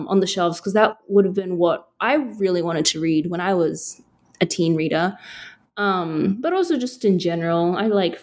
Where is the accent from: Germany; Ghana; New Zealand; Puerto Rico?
New Zealand; an Asian girl growing up in New Zealand